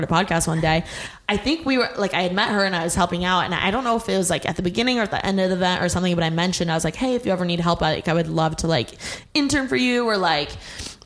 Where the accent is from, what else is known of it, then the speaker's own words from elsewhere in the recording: Indiana, United States; moved away as an adult; now in Los Angeles, United States; From Indiana